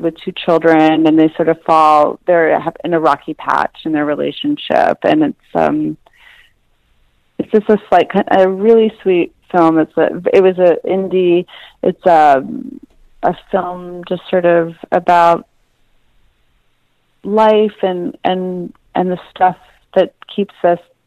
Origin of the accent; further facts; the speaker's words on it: Canada; I grew up in Canada actually